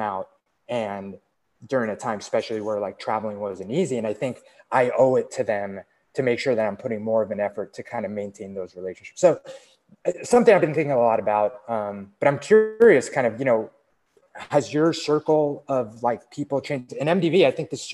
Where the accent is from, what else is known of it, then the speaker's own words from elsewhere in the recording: East Coast, United States; moved away; we grew up in the East Coast, spent some time in the West Coast, and now we're both like in a, like actually a different state